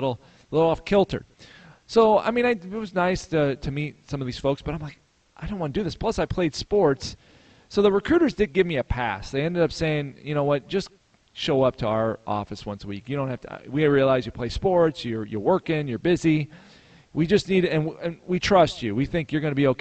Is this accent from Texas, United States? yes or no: no; Chicago, Illinois, United States; moved away as an adult; I grew up in the Chicago area